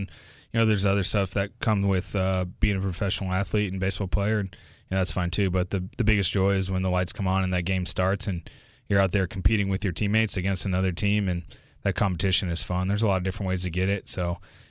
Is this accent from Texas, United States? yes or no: yes; Houston, Texas, United States; moved away; grew up in Houston